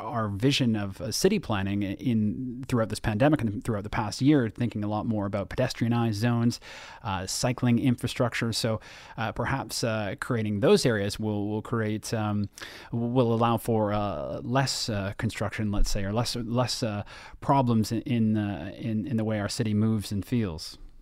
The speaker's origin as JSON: {"language": "English", "town": "Toronto", "region": "Ontario", "country": "Canada", "tie": "born or raised there", "said": "my hometown"}